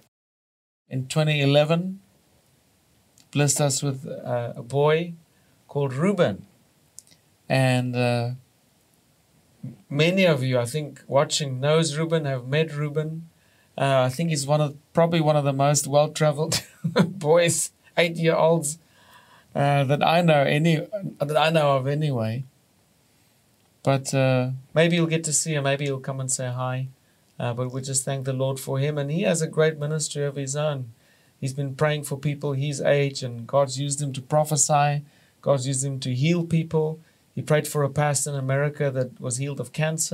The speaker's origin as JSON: {"language": "English", "town": "Johannesburg", "region": "Gauteng", "country": "South Africa", "tie": "born or raised there", "said": "I was born in Johannesburg, South Africa."}